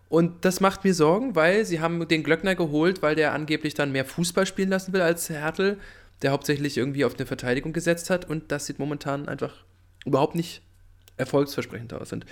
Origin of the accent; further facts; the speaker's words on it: Rostock, Mecklenburg-Vorpommern, Germany; bin ich natürlich als Rostocker daran interessiert, dass keiner von beiden gewinnt